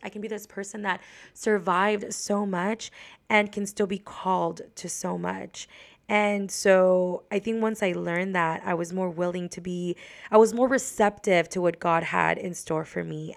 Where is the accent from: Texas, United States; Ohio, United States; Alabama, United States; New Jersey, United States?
Texas, United States; Laredo; moved away as an adult; now in San Antonio, United States; I lived in Laredo all of my life, pretty much, until I graduated from college.